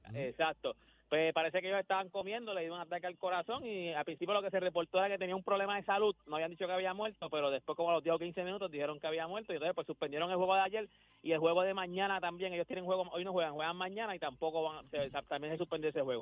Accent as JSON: {"language": "Spanish", "town": "Loíza", "country": "Puerto Rico", "tie": "born or raised there", "said": "Yo viví toda mi vida en, en Loiza, pero mi familia, toda mi familia, mi mamá de pues, Carolina"}